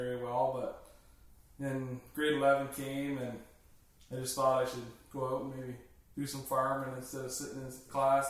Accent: Woodstock, Ontario, Canada; I was born in Woodstock, Ontario, January 15th, 98, and grew up on my parents' Ferro Finish sow operation just outside of Woodstock in a little town called Hickson.

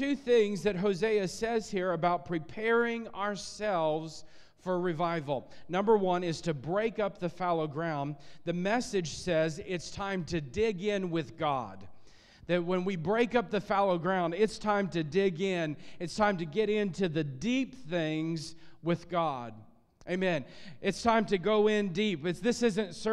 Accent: Illinois, United States; I grew up in Illinois and in a farming area, farming community

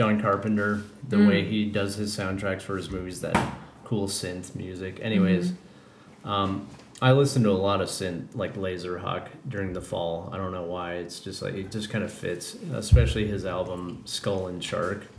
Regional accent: Colorado, United States; now in California, United States; I'm from Colorado

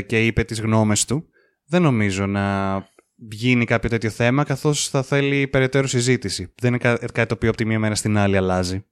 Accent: Greece; εμείς που είμαστε Έλληνες

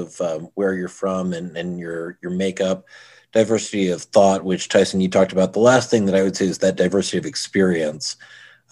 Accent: Houston, Texas, United States; now in Denver, United States; I grew up in Houston

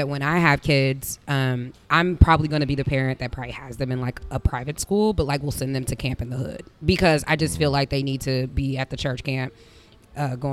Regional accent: Indianapolis, Indiana, United States; I'm from here. Born and raised

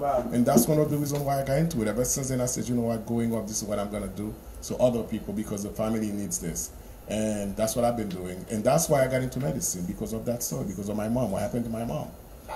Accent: United States; Growing up as a child, I spent most of my years growing up in the United States of America

